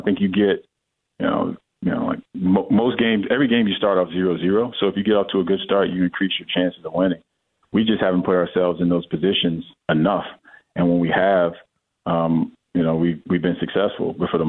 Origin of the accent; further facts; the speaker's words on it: Miami, Florida, United States; It was different for me because I come from Miami, which is a place that had a lot to do externally.